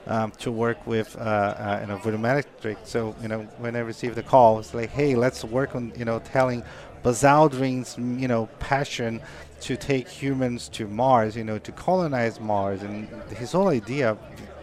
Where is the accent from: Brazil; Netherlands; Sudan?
Brazil; English is a second language; moved away as an adult; now in United States; Because, like, when I came from Brazil, I was always, like, in a phases of life, right?